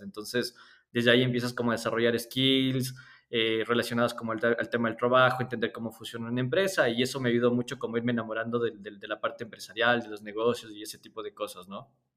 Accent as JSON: {"language": "Spanish", "town": "Cayambe", "region": "Pichincha", "country": "Ecuador", "tie": "born or raised there", "said": "nací en Cayambe"}